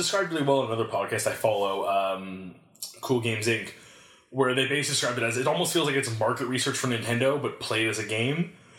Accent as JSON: {"language": "English", "town": "Montreal", "region": "Quebec", "country": "Canada", "said": "Montreal, the English part of the French part of Canada."}